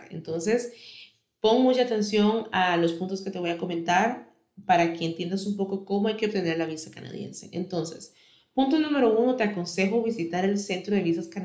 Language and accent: Spanish; Costa Rica; yo soy de Costa Rica, si me escuchas desde otro país, te sugiero que busques información de cómo puedes hacerlo en tu país